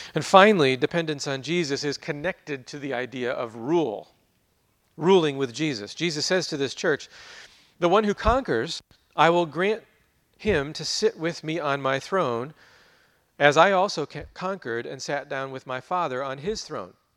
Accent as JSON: {"language": "English", "country": "United States", "tie": "born or raised there", "said": "growing up in America, living here as we"}